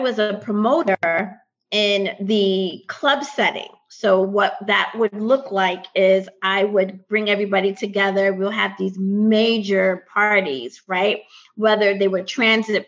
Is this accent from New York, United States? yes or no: yes; New York City, New York, United States; moved away; I'm from New York